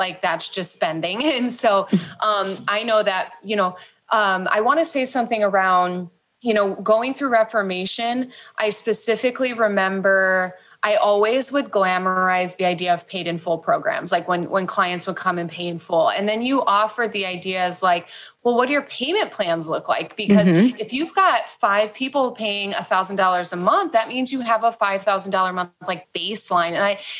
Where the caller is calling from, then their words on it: Mexico; sorry if you can hear the roosters, we're calling in from Mexico.